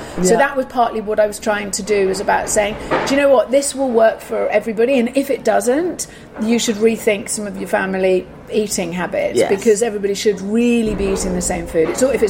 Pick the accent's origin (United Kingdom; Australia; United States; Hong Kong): United Kingdom; England; I mean, I'm very English and polite